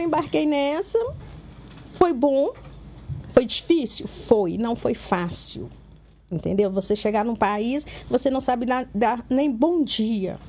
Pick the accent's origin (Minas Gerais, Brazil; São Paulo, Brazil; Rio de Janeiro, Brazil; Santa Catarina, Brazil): Minas Gerais, Brazil; Governador Valadares; now in Belo Horizonte, Brazil; eu sou de Valadares